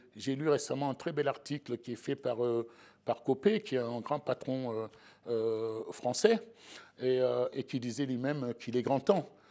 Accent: Sablé-sur-Sarthe, Pays de la Loire, France; j'ai grandi en province à Sablé

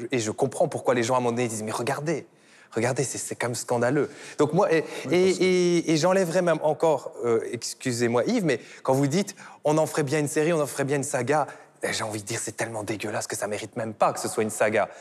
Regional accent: Belgium; je suis belge

